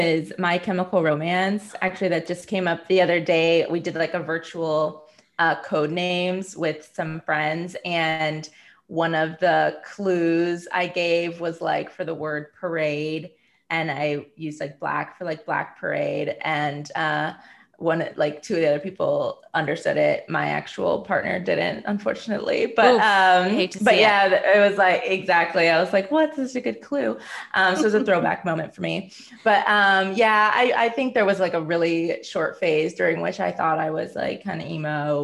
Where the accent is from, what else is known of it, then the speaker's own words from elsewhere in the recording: Hinsdale, Illinois, United States; I grew up in the Midwest, in a suburb outside of the city of Chicago, called Hinsdale